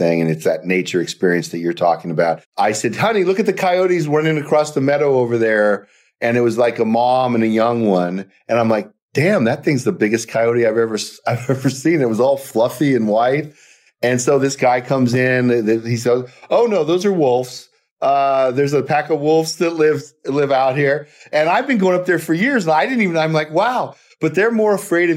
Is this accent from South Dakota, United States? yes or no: yes; South Dakota, United States; moved away; I was born in South Dakota